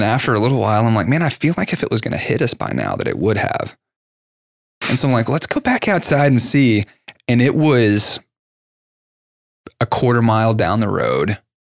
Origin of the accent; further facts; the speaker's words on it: Lancaster, Texas, United States; That's where I grew up in Lancaster, right down there.